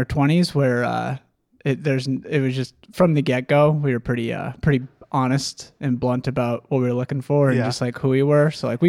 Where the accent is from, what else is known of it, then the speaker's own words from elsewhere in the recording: Wisconsin, United States; my hometown in Wisconsin